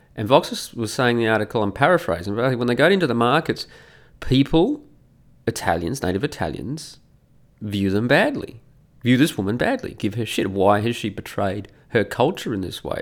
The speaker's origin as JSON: {"language": "English", "country": "Australia", "also_born_or_lived": "Italy", "moved": "as an adult", "said": "as an Australian"}